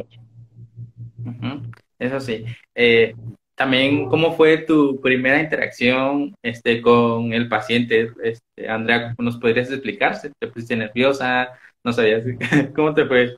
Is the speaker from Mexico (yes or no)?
yes; Mexico; yo soy de México